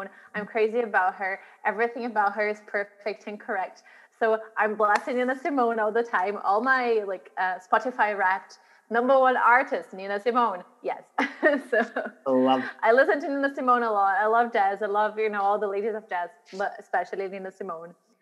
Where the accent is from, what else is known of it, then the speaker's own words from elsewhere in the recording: Brazil; moved away as an adult; now in Glasgow, United Kingdom; I grew up in Brazil